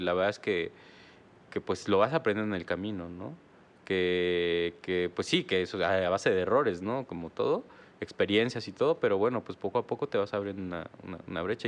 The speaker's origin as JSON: {"language": "Spanish", "region": "Oaxaca", "country": "Mexico", "moved": "yes", "lives_now": "Querétaro, Mexico", "said": "Somos de Oaxaca"}